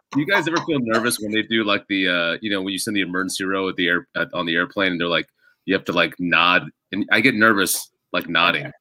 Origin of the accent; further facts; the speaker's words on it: United States; first language English; I'm born and raised here